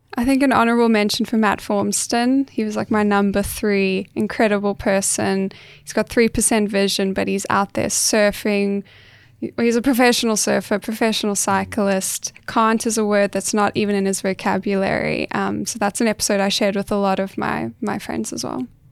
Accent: South Africa; now in Australia; I'm South African.

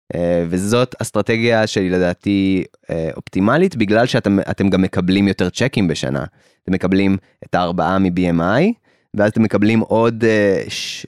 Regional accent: Israel

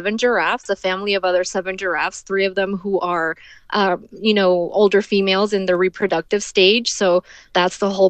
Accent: Ciudad Juárez, Chihuahua, Mexico; moved away as an adult; now in Texas, United States; I grew up in Juarez till my late 20s. So most of my life has been spent in Juarez

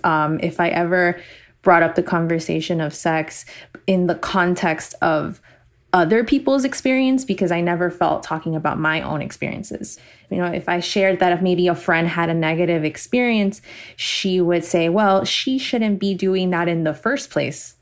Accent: Miami, Florida, United States; I was born and raised in Miami.

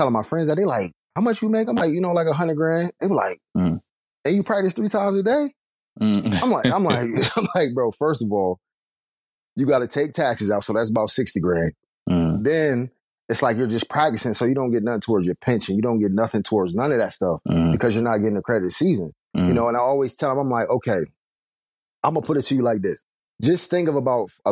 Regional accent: Harrisburg, Pennsylvania, United States; born or raised there

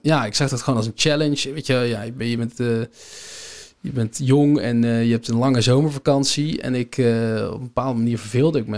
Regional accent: Netherlands; als Nederlander

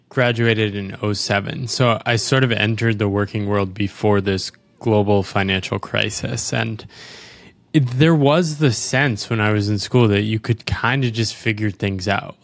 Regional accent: United States; I'm an American

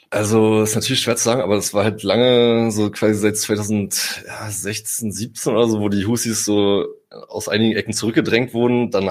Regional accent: Germany; also ich bin Deutscher, ich bin in Europa geboren

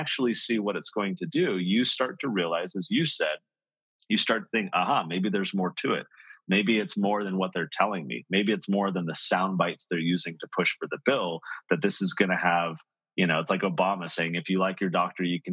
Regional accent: San Diego, California, United States; I grew up in San Diego

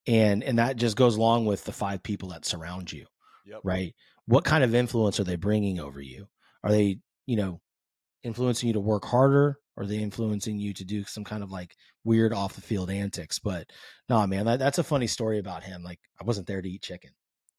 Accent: California, United States; I grew up in the San Francisco Bay. So, I mean, big Jerry Rice, Joe Montana guy

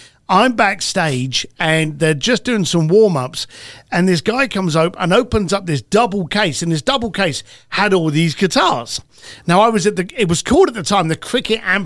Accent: United Kingdom; I'm British.

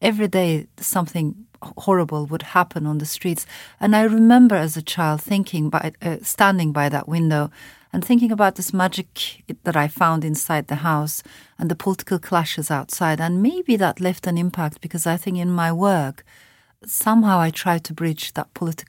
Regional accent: Ankara, Turkey; also born or lived in France / Strasbourg; I was born in France to Turkish parents. And afterwards, we came to Turkey, me and my mother. My father stayed in France. And I found myself, after Strasbourg, I found myself in this very conservative middle-class neighborhood in the middle of Ankara

